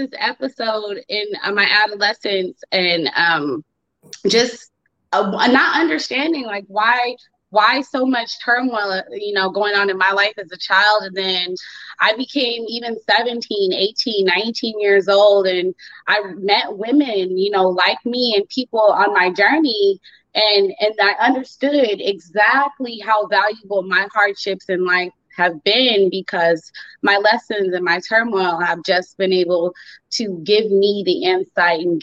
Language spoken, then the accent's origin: English; Phoenix, Arizona, United States; Born and raised in Phoenix, Arizona, and I am currently in Arizona